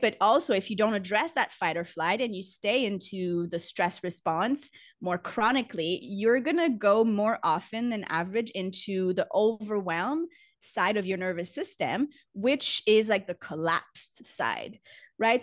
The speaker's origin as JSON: {"language": "English", "country": "Canada", "moved": "as an adult", "lives_now": "Costa Rica", "said": "I'm Canadian, but I've been living abroad for about ten years"}